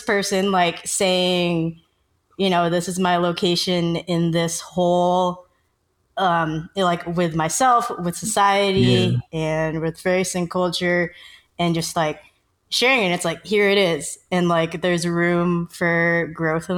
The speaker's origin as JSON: {"language": "English", "country": "United States", "tie": "born or raised there", "said": "I'm Filipino American, so my parents immigrated from the Philippines before I was born. So I was born in America."}